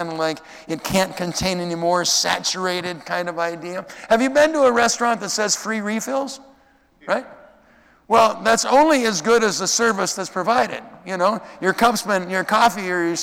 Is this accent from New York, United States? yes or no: no; Minnesota, United States; growing up in Minnesota